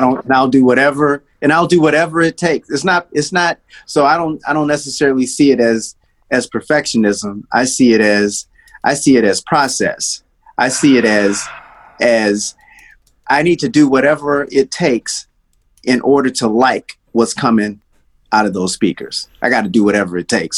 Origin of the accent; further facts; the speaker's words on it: Detroit, Michigan, United States; also born or lived in Nashville, Tennessee; I was born in Nashville, and we left. My family left Nashville when I was uh, probably four years old, and then we moved to Detroit